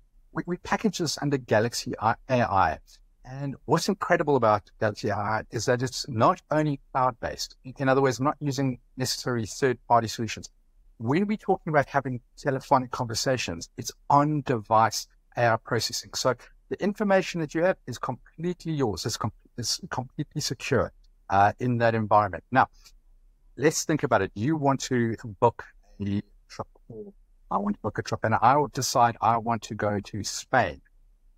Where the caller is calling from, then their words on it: South Africa; I'm calling from South Africa.